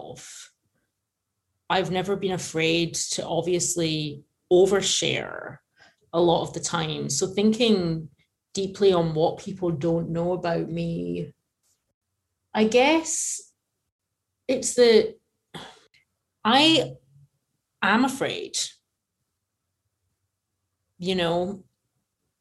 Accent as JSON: {"language": "English", "town": "Glasgow", "region": "Scotland", "country": "United Kingdom", "tie": "born or raised there", "moved": "yes", "lives_now": "Los Angeles, United States", "said": "we grew up in this tiny little community in Glasgow"}